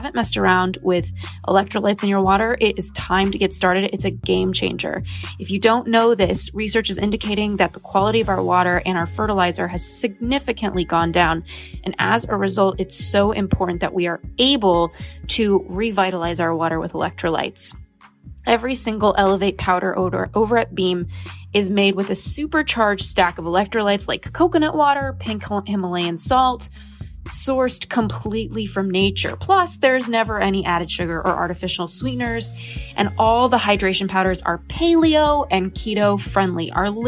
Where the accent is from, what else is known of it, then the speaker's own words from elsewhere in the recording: Los Angeles, California, United States; And for me, kind of growing up in Los Angeles in influencer land with so many people who are focused on wellness